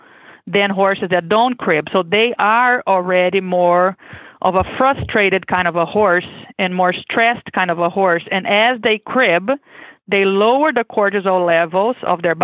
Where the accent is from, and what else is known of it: Brazil; born or raised there; English is a second language; moved away as an adult; now in Kentucky, United States